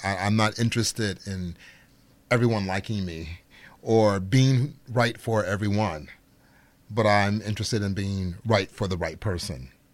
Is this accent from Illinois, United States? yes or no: yes; Chicago, Illinois, United States; I'm from Chicago, Illinois, so which is the birth and home of Frank Lloyd Wright. Growing up in Chicago